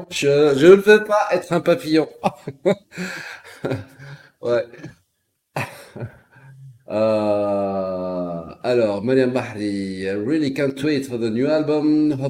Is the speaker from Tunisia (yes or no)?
yes; Carthage, Tunis Governorate, Tunisia; Je suis de Carthage Bielsa.